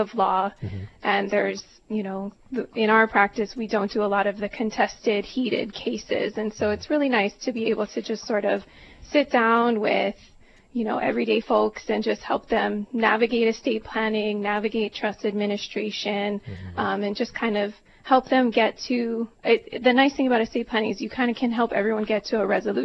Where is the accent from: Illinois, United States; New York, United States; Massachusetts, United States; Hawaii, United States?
Hawaii, United States; Kailua; I grew up on the Windward side. I went to Kailua High School